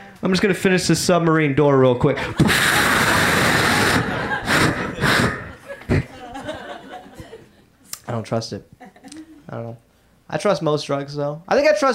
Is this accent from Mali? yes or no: no; Atlanta, Georgia, United States; I grew up in Atlanta, so I grew up listening to hip hop.